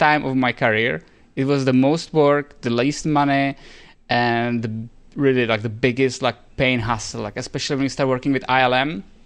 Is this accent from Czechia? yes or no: yes; Czechia; moved away as an adult; also born or lived in Spain; we are both from Czech Republic